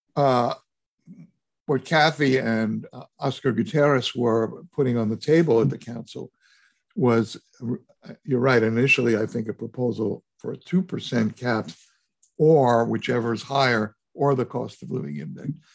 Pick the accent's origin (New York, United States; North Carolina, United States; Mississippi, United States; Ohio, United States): New York, United States; I was raised in New York, we were renters all my life